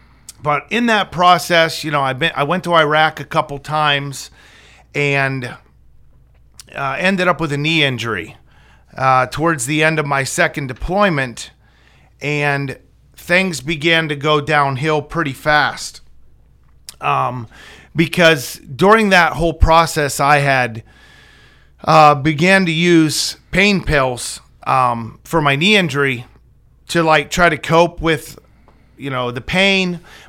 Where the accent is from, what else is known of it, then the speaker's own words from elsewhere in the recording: Brockway, Pennsylvania, United States; I'm 41 years old. I grew up in Brockway, Pennsylvania, graduated in 1999.